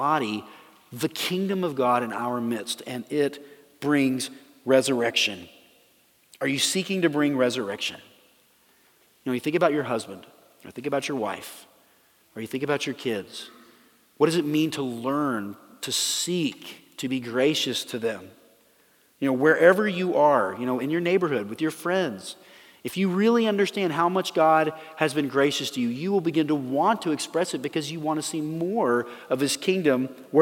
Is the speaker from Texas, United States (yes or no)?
yes; Dallas, Texas, United States; I grew up in Dallas